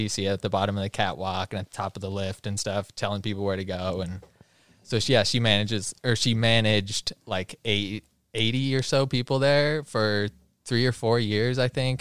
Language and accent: English; Bend, Oregon, United States; Born and raised in Bend